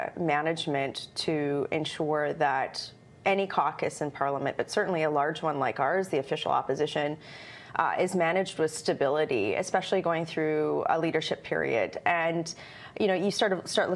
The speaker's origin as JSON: {"language": "English", "region": "Alberta", "country": "Canada", "said": "I'm from Alberta"}